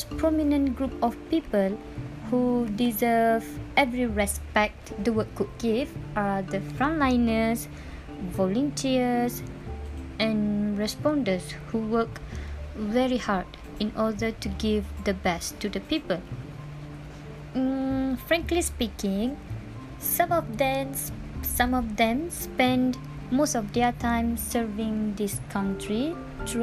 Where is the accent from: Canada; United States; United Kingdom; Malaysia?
Malaysia; as a Malaysian